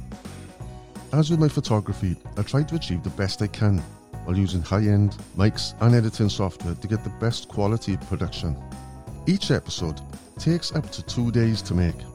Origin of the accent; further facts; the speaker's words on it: Welsh, Wales, United Kingdom; being as Welsh